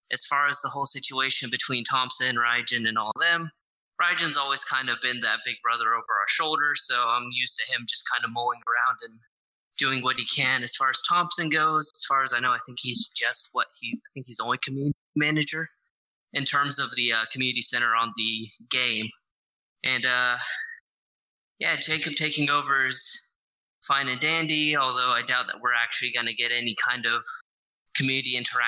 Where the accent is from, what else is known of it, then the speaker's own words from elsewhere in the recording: Ireland; I'm Irish.